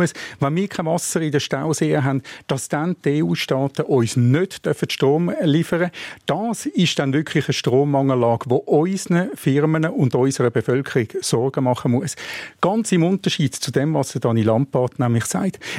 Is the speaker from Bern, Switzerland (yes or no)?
no; Zurich, Switzerland; Und ich als Zürcher, ich wohne in Zürich